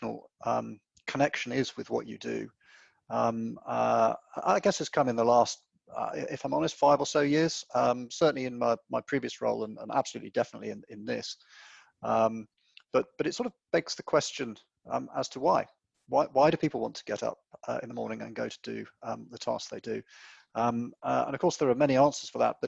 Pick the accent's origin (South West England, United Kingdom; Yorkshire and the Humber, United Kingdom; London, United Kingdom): South West England, United Kingdom; West Cornwall; moved away; I grew up in West Cornwall in a small family business running a hotel